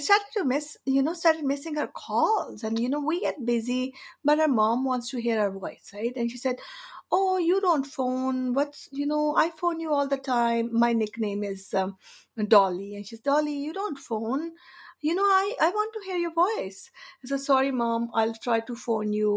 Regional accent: India; moved away as an adult; also born or lived in Canada; now in Victoria, Canada; I've been in Canada for over 32 years. So I've been here longer than I've been in India. I'm from India

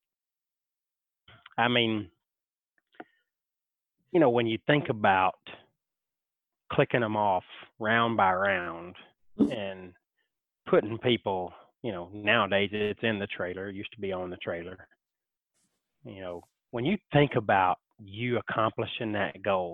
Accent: Alabama, United States; I am from Alabama, that Alabama boy

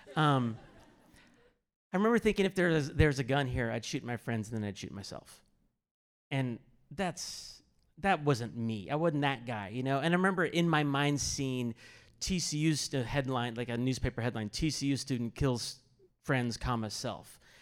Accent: Kansas City, United States; I grew up in Kansas City area

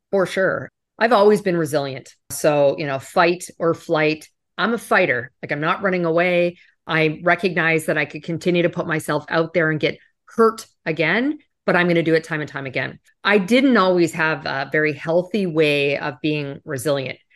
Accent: Canada; moved away; I'm originally from Canada

